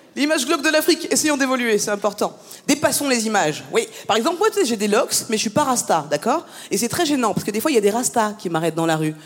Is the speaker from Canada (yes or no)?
no; France; je suis née en France, j'ai grandi en France